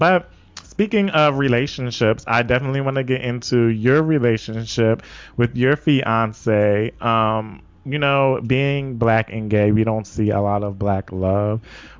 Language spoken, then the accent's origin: English; Philadelphia, Pennsylvania, United States; moved away as an adult; also born or lived in New York; I lived in New York, and then it just was like, because it's kind of like I grew up in Philadelphia